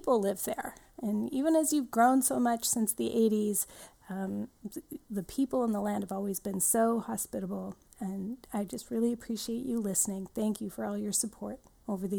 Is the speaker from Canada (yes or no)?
yes; Shawnigan Lake, British Columbia, Canada; I grew up in the Cowichan Valley and in Shaunigan Lake here on Vancouver Island.